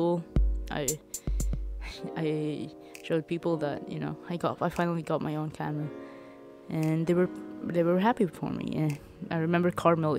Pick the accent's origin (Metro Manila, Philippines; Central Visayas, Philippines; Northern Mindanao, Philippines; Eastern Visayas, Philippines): Eastern Visayas, Philippines; Leyte; moved away as an adult; now in Manila, Philippines; I'm from Leyte